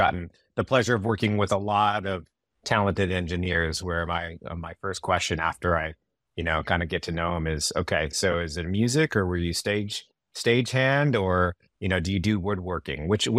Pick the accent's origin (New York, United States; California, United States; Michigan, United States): California, United States; Yorba Linda; I grew up in Yorba Linda, California, a little town in Orange County.